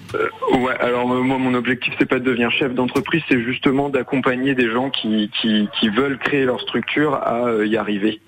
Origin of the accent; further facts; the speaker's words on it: Pontivy, Brittany, France; je suis de Pontivy